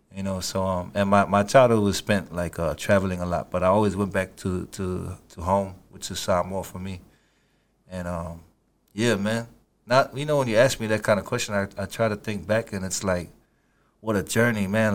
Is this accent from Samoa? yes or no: yes; Apia, Samoa; moved away as an adult; now in New Zealand; I'm from Samoa, Apia City. That's where I grew up.